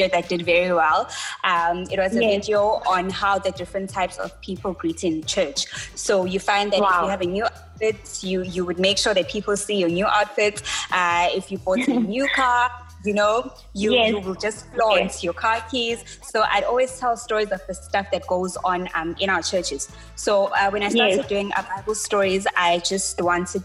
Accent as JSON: {"language": "English", "town": "Durban", "region": "KwaZulu-Natal", "country": "South Africa", "tie": "born or raised there", "said": "I was born and bred in Durban"}